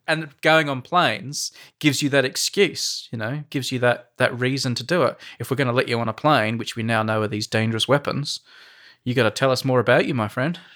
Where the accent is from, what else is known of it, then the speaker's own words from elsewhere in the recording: Australia; moved away; As an Australian, like, when I was growing up